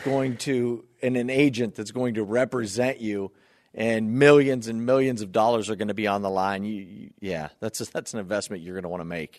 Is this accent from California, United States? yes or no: no; Northeast Ohio, United States; now in Buffalo, United States; growing up in Northeast Ohio